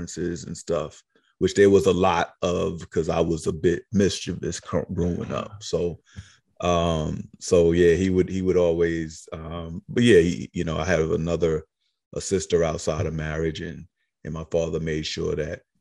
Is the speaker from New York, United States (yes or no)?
yes; New York City, New York, United States; also born or lived in Queens, New York / Far Rockaway / South Carolina; I was born in Queens. I grew up in Harlem. I spent some time in South Carolina